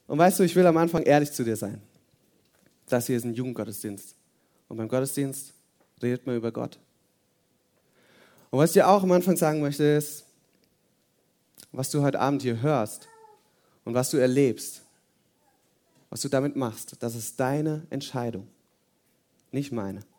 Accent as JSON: {"language": "German", "region": "Hesse", "country": "Germany", "moved": "yes", "lives_now": "Oberirsen, Germany", "said": "komme hier aus der Nähe, aus so einem Kaff, heißt Oberirsen. Und ähm, ursprünglich bin ich aus Hessen und ich habe fünf Geschwister."}